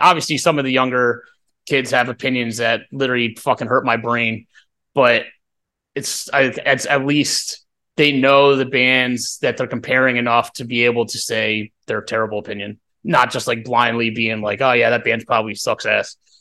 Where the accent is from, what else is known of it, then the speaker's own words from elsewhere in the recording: Doylestown, Pennsylvania, United States; we're from Doylestown